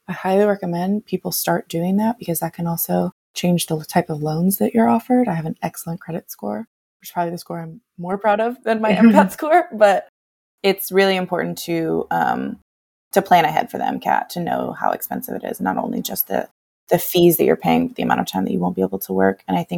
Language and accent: English; California, United States; The challenge with growing up in the Bay Area and California in general is that the income is too high